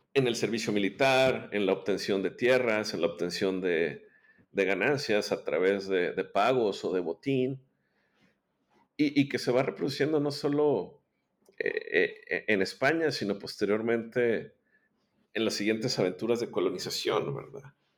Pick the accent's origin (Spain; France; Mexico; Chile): Mexico; Monterrey, Nuevo León; yo soy eh, originario de Monterrey, Nuevo León, México.